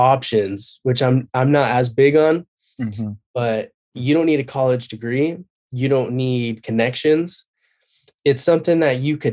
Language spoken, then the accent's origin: English; Covina, California, United States; I've been born and raised in Covina, California